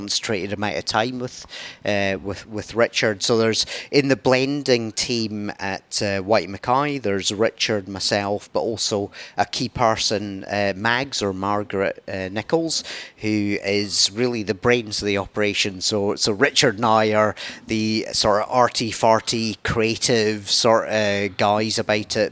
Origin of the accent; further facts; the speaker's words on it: the Highlands, Scotland, United Kingdom; I grew up on the Highlands